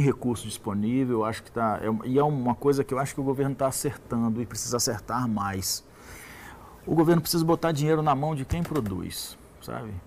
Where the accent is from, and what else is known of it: Brazil